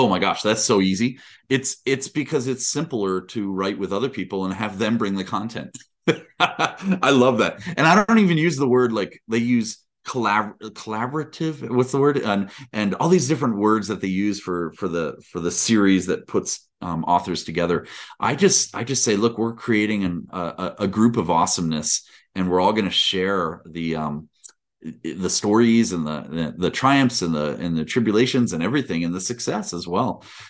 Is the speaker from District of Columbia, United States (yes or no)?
yes; Washington, District of Columbia, United States; born there; I was born in Washington, D.C. Years and years and years ago.